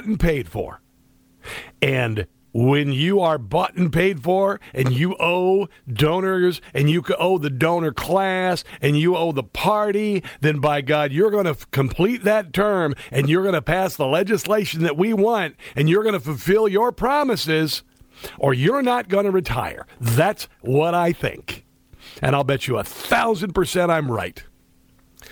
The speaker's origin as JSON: {"language": "English", "region": "Iowa", "country": "United States", "tie": "born or raised there", "moved": "yes", "said": "I grew up in Iowa"}